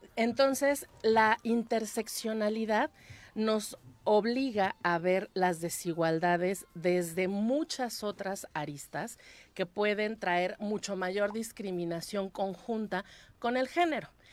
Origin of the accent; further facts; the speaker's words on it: Mexico City, Mexico; now in Cuernavaca, Mexico; vivo en una ciudad como Cuernavaca, que nací en la Ciudad de México